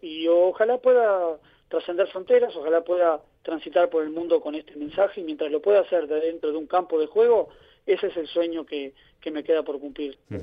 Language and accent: Spanish; Uruguay; moved away as an adult; also born or lived in United States / Canada; now in Ibiza, Spain; Yo me inicié como todo niño allá en Sudamérica jugando baby fútbol. Después a los 17 años fui a jugar a Montevideo. No, no tuve la, fortuna, la suerte o las condiciones de jugar en, los equipos de elite de mi país, que es, muy competitivo, todos saben, allá en Uruguay